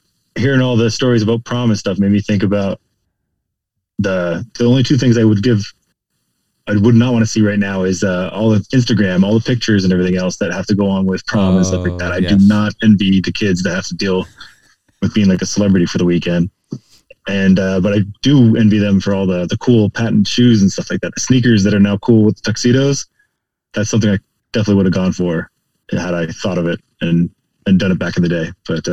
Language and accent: English; Ontario, Canada; also born or lived in Montreal, Quebec; now in United States; I grew up in Montreal, and before I went to school, my parents decided that we needed to move to Ontario